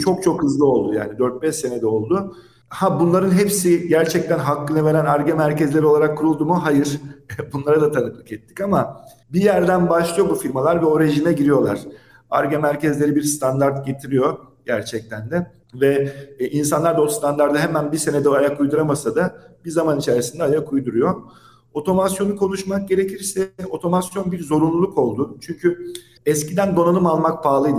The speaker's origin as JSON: {"language": "Turkish", "region": "Samsun", "country": "Turkey", "tie": "born or raised there", "moved": "yes", "lives_now": "Istanbul, Turkey", "said": "77 Samsun doğumluyum."}